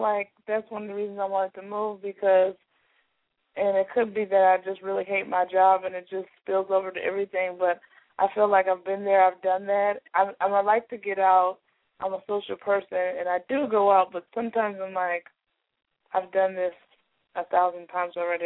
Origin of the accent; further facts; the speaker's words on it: California, United States; moved away; also born or lived in Brazil; I'm from California but I don't live there